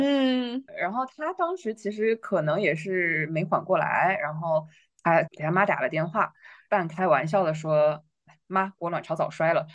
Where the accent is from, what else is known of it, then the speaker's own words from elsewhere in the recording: China; 我们中国人